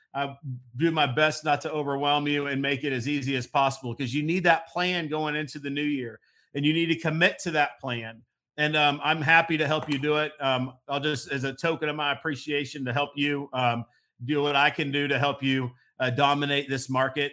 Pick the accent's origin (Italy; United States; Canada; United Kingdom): United States; Missouri; moved away as an adult; move back to my hometown of Missouri